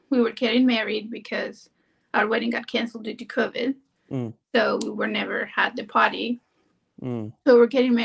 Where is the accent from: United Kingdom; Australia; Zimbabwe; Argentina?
Argentina; moved away as an adult; now in Maryland, United States; I'm from Argentina. I came here to work as a nanny